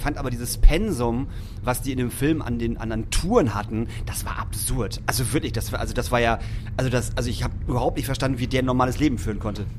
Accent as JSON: {"language": "German", "region": "Hamburg", "country": "Germany", "said": "ich komme ja aus Barmbek"}